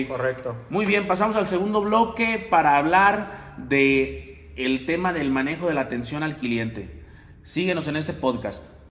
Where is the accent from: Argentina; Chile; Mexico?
Mexico; Sahuayo, Michoacán; now in Guadalajara, Mexico; Yo no soy de aquí, yo soy de Michoacán